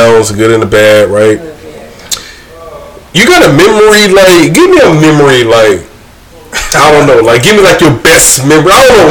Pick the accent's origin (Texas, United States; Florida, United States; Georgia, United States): Georgia, United States; Brunswick; moved away as an adult; now in Fayetteville, United States; I grew up with them in Brunswick, Georgia.